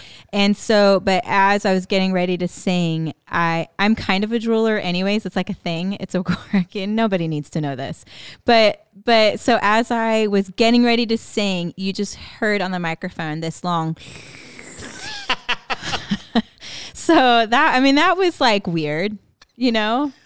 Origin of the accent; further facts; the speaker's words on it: West Coast, California, United States; moved away; growing up on the West Coast, like going living in California